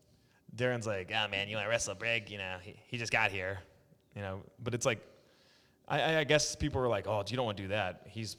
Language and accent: English; Phoenix, Arizona, United States; born there; also born or lived in Omaha / Oklahoma; I was born in Phoenix, Arizona.